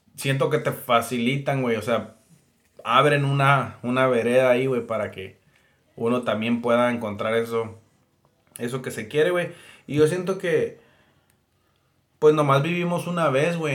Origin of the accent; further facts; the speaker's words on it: Yuma, Arizona, United States; nunca salí de Yuma